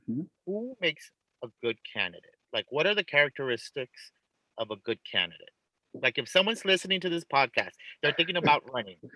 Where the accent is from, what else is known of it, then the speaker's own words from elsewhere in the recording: California, United States; And, I say this as a Californian